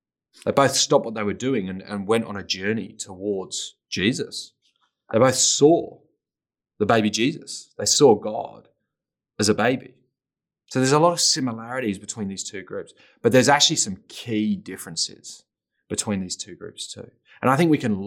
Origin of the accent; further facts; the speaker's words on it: England, United Kingdom; I grew up in England, very post-Christian culture